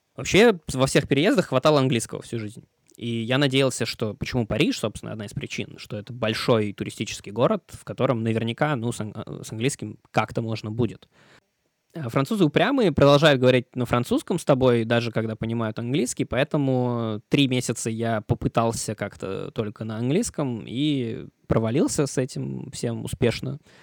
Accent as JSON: {"language": "Russian", "region": "Moscow", "country": "Russia", "tie": "born or raised there", "also_born_or_lived": "Thailand / Malaysia / Czech Republic", "moved": "as an adult", "lives_now": "Paris, France", "said": "Больше года я мало где, кроме родной Москвы, в детстве проводил"}